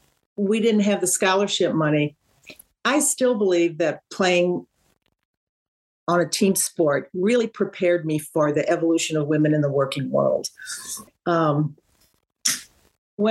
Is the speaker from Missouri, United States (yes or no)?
yes; St. Louis, Missouri, United States; I was from St. Louis, and so we knew we knew we had played each other. All the basketball players had played each other in the high schools